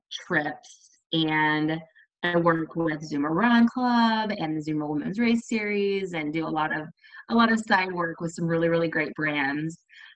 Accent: North Texas, United States; moved away as an adult; now in Jacksonville, United States; I currently live in Jacksonville, Florida, right outside of Jacksonville. But I'm originally from the North Texas area. We moved here, 3 years ago now

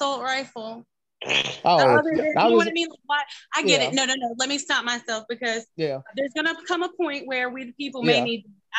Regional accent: the South, United States; accent: southern; I have three brothers and I'm from the South

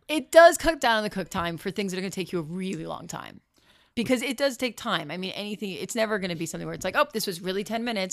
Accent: Bergen County, New Jersey, United States; moved away as an adult; also born or lived in Florida; now in Los Angeles, United States; It's Bergen County, New Jersey

